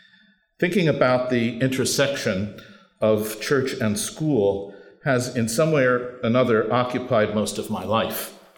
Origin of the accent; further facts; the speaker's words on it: Philadelphia, Pennsylvania, United States; now in Boston, United States; I finally made it to a Catholic school at grade 7 and spent my adolescent years, which were coterminous with Vatican II, under the influence of the Jesuits at St. Joseph's Preparatory School in my hometown.